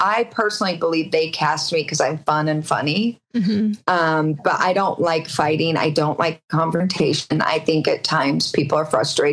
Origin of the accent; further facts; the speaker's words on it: Utah, United States; growing up in the Mormon culture and in the Utah culture where you just kind of relate family wise.